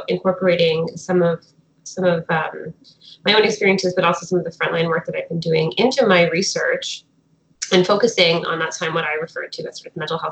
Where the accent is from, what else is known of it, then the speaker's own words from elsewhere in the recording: Fredericton, New Brunswick, Canada; moved away; I'm currently in New Brunswick, in my hometown of Fredericton.